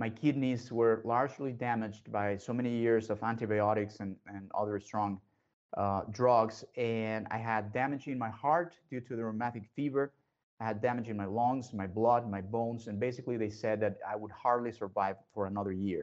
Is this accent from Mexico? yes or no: yes; Mexico; I was raised and born in Mexico.